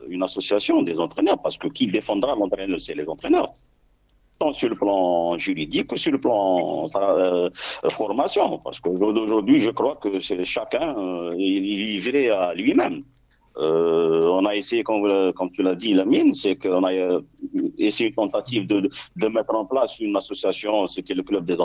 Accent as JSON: {"language": "French", "country": "Algeria", "said": "chez nous en Algérie"}